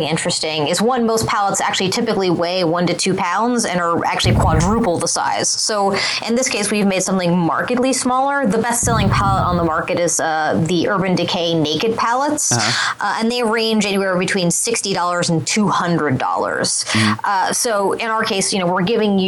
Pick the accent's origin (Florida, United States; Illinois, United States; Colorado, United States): Colorado, United States; Boulder; I'm from Boulder, so Brad Feld is kind of hometown hero